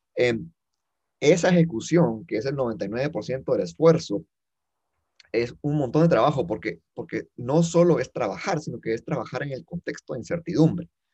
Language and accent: Spanish; Guatemala; yo soy chapín eh, eh, de corazón y, y, de vida, nacido, crecido.